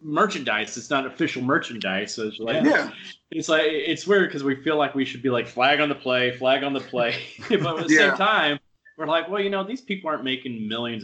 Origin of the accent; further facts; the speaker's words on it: Huntsville, Alabama, United States; my hometown in Huntsville, Alabama